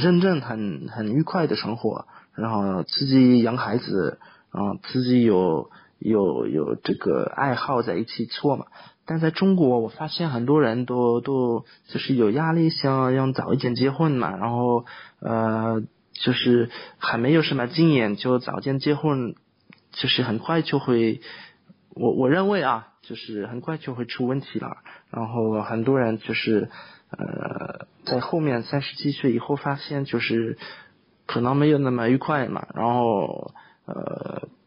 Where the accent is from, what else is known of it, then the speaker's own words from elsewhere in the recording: France; first language French; Chinese is a second language; now in China; 比如说我们法国人就基本上都会年轻的时候喜欢玩，喜欢跟朋友出去